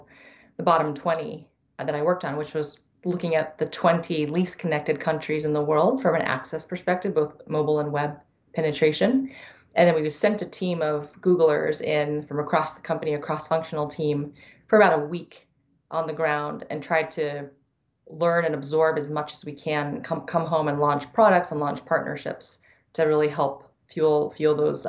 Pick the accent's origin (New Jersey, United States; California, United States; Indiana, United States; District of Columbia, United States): California, United States; San Diego; I grew up in San Diego. After my dad finished chiropractic school, he moved out west to California, where I grew up.